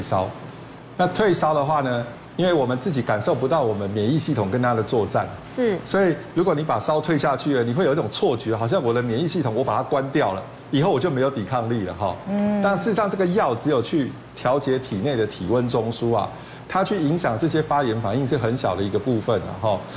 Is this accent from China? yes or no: no; Taiwan; 我们。台湾人结石第一名最多的一种